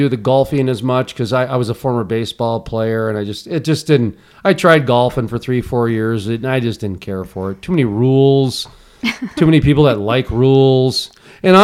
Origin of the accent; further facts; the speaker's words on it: Fargo, North Dakota, United States; I graduated in Fargo, okay? I'm from Fargo. I live in Fargo.